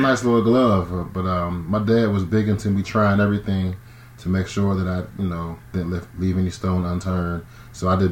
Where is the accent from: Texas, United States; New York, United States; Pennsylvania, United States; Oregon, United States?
Pennsylvania, United States; Braddock; I'm from Pittsburgh, man. Bradock, to be specific.